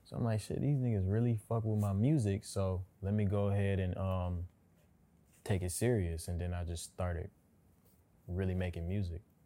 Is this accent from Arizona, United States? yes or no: no; Pontiac, Michigan, United States; moved away as an adult; now in Los Angeles, United States; I'm from Pontiac